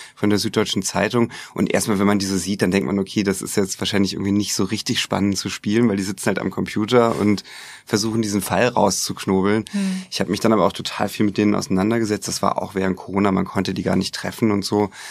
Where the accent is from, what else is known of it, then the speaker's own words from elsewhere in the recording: Hamburg, Germany; also born or lived in United States; ich komme ja aus Hamburg